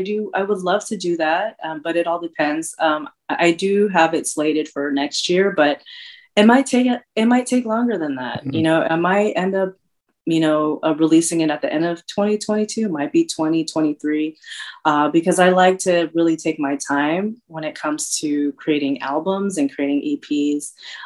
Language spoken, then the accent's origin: English; Philippines; definitely has the island feel because I'm from the Philippines. It definitely has the Bay Area feel.